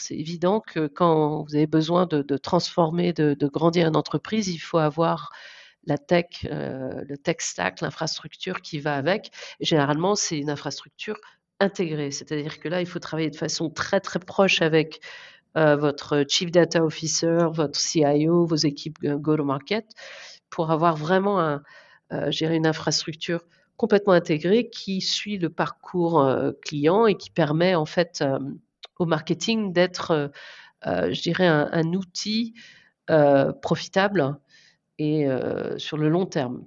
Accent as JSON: {"language": "French", "area": "Guérande area", "region": "South Brittany", "country": "France", "tie": "born or raised there", "also_born_or_lived": "Paris, France / Canada / Australia / Singapore", "moved": "as an adult", "lives_now": "San Francisco Bay Area, United States", "said": "je suis originaire de Sud-Bretagne, dans la région guérandaise. C'est là que je suis née"}